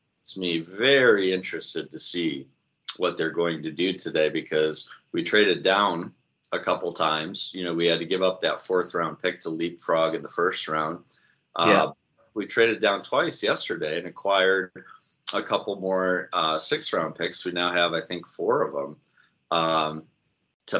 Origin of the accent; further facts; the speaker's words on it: Syracuse, New York, United States; also born or lived in Rochester area; I was born and raised in upstate New York, not far from Buffalo. My family's from the Rochester area. We kind of live in that city and then peppered kind of in the Buffalo direction. I grew up in Syracuse